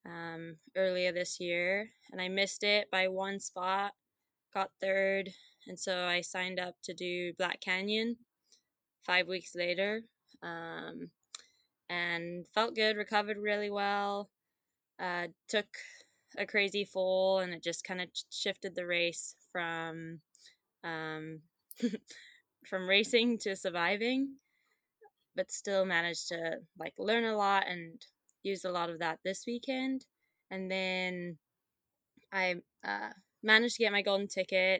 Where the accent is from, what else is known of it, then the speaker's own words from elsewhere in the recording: Zimbabwe; moved away; also born or lived in Gunnison, Colorado; I'm originally from Zimbabwe